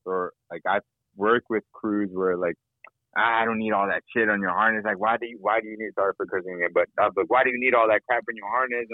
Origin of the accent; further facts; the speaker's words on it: Nashville, Tennessee, United States; me growing up in Nashville